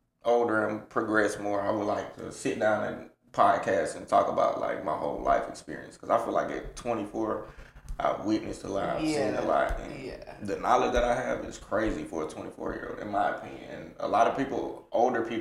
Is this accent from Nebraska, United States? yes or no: no; Atlanta, Georgia, United States; I'm from the south side of Atlanta. Grew up on Exit 66